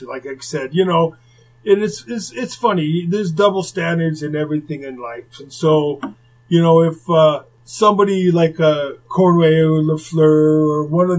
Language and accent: English; Texas, United States; because I came from Texas, so I remember the first day. I wore this cowboy outfit.